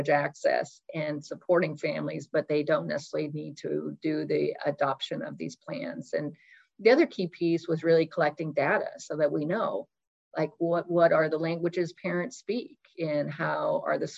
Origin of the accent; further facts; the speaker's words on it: Oak Harbor, Washington, United States; I grew up in Oak Harbor, thanks to the military base where most of my family and friends served.